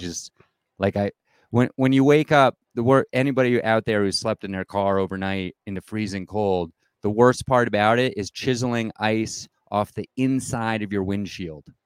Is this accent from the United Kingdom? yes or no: no; East Coast, United States; moved away as an adult; also born or lived in Denver, Colorado; now in Colorado, United States; I grew up on the East Coast, but I've been out here about twenty-five years